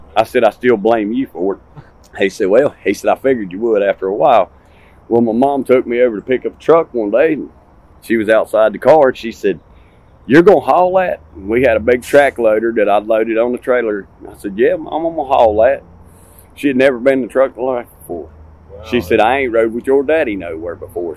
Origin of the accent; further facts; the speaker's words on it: Martinsville, Virginia, United States; now in Sevierville, United States; I'm from Martinsville, Virginia.